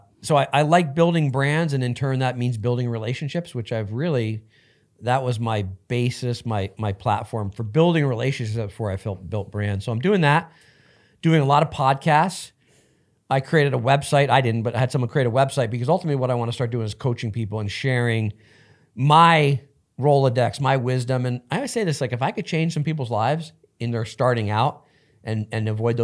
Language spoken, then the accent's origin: English; New Jersey, United States; now in Los Angeles, United States; No, I grew up in New Jersey.